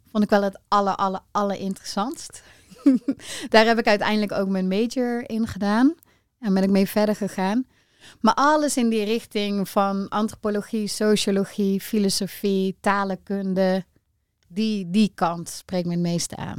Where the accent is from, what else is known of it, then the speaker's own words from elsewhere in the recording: Rosmalen, North Brabant, Netherlands; also born or lived in 's-Hertogenbosch; ik ben geboren in Den Bosch. Eh, maar wij zijn best wel snel naar Rosmalen verhuisd. Is echt meer zo'n klein dorpje, soort van. En eh, ja, gewoon heel normaal opgegroeid